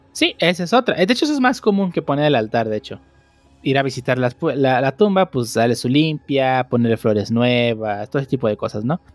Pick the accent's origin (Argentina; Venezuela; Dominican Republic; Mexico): Mexico; Es una tradición muy mexicana, la celebramos año con año